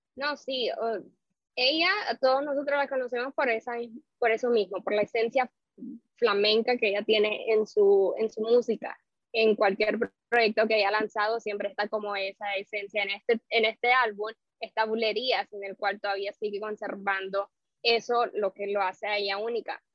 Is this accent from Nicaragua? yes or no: yes; Nicaragua; now in Miami, United States; yo soy de Nicaragua, pero curiosamente nicaragüense, y aquí en Miami, yo radico en Miami